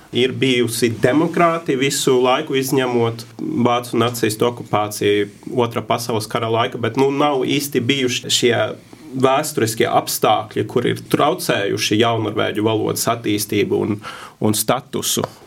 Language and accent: Latvian; Norway; Latvian is a second language; es esmu no Norvēģijas